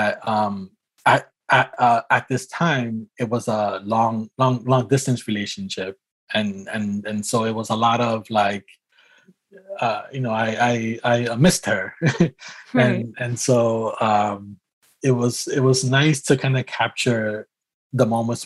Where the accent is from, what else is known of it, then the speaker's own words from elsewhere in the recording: New York City, New York, United States; now in Marina, United States; I was born and raised in New York City